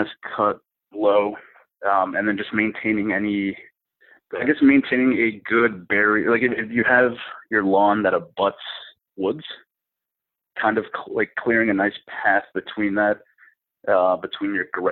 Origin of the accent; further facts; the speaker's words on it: New England, United States; I'm from New England, so we get a lot of snow